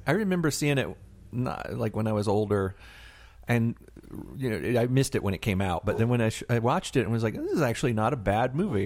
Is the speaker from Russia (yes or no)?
no; Tallahassee, Florida, United States; now in Atlanta, United States; my hometown, Tallahassee, Florida